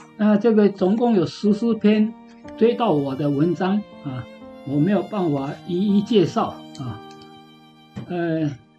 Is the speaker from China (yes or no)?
no; Yongjing, Changhua County, Taiwan; moved away as an adult; also born or lived in Japan; 那永靖就是我的故乡啊，我也在永靖国校